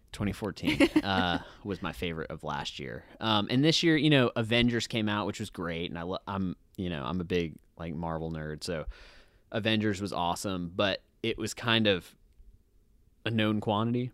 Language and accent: English; Hawaii, United States; moved away; I grew up in Hawaii.